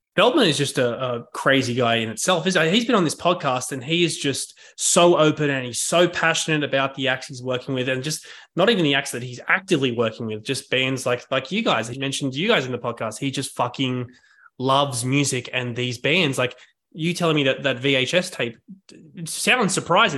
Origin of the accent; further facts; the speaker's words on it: Sydney, New South Wales, Australia; moved away as an adult; now in New York, United States; I've been in Sydney for my whole life, but moved to New York, like, five months ago now